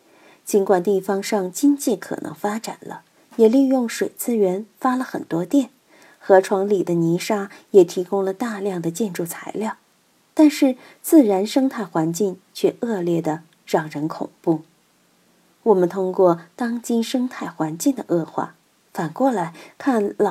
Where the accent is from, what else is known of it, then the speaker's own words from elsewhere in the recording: Chengdu, Sichuan, China; 远的不说，我们就看岷江，看我们成都人歌颂的母亲河。